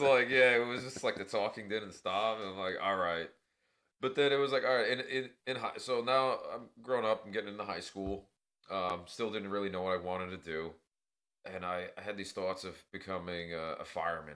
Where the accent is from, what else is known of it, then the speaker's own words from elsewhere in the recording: New York City, New York, United States; living in New York where I grew up in Queens, you know, Flushing represent.